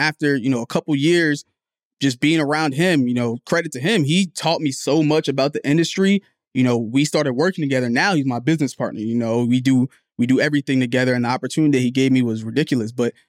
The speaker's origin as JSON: {"language": "English", "region": "New Jersey", "country": "United States", "tie": "born or raised there", "said": "Like, I grew up, where I was born in Jersey, and my family's third world. Like, we're from Liberia, we're from Africa."}